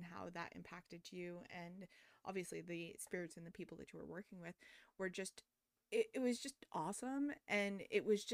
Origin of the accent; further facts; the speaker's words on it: United States; as Americans